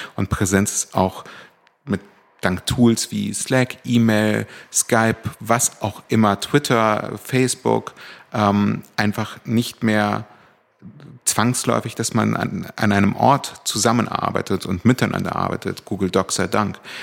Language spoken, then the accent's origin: German; Berlin, Germany; also born or lived in Cologne / Hamburg; Ich bin schon mit vier nach Berlin gezogen, und zwar nach Charlottenburg.